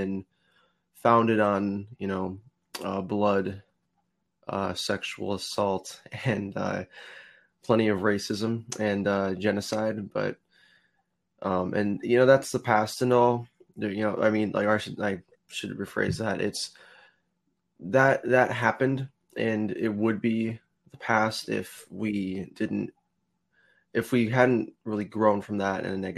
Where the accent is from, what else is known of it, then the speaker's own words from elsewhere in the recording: United States; being from the US